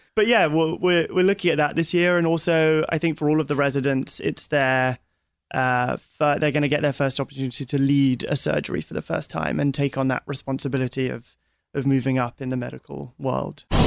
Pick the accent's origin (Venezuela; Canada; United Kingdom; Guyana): United Kingdom; London; we're from, well, I'm from London